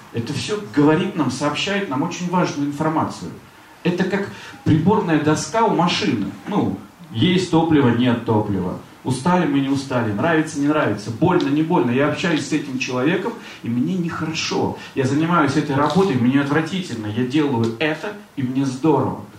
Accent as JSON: {"language": "Russian", "town": "Severodvinsk", "region": "Arkhangelsk Oblast", "country": "Russia", "also_born_or_lived": "Saint Petersburg", "moved": "yes", "said": "Я же из Северодвинска приехал, а тут же Петербург."}